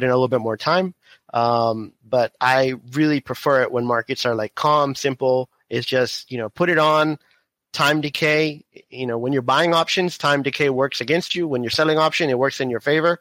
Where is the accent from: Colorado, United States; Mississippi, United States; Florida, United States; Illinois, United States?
Florida, United States; Miami; moved away as an adult; now in Houston, United States; I was born in Miami, grew up in Florida, and now we're in Houston